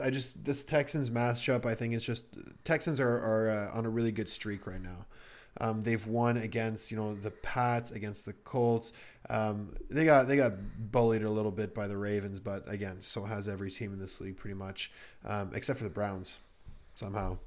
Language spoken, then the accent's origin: English; Canada; I'm a Canadian